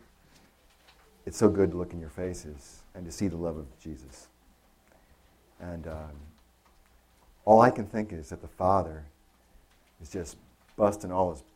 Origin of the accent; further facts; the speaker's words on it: Connecticut, United States; moved away as an adult; also born or lived in Ohio; I grew up in Connecticut